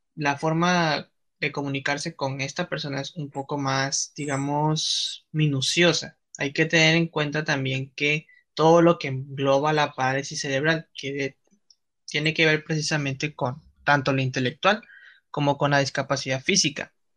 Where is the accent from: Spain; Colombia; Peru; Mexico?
Mexico; nosotros como mexicanos